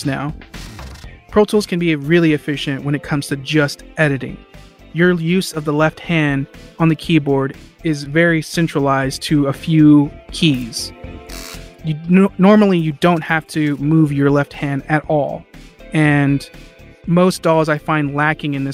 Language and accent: English; Fort Worth, Texas, United States; I'm an audio engineer and I'm from Fort Worth, Texas